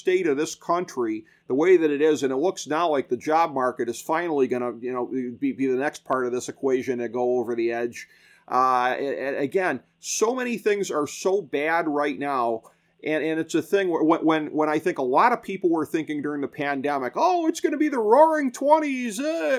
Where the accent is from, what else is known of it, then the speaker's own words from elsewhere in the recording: United States; as an American